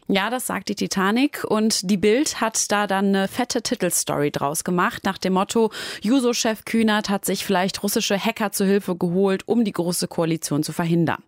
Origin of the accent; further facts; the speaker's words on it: Essen, North Rhine-Westphalia, Germany; accent: Ruhr dialect; moved away; ich komme aus Essen